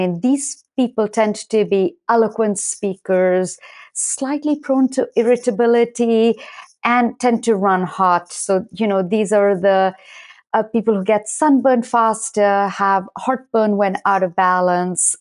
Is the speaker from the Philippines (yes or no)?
no; India; moved away as an adult; now in United States; I was born and raised primarily in India in an Ayurvedic household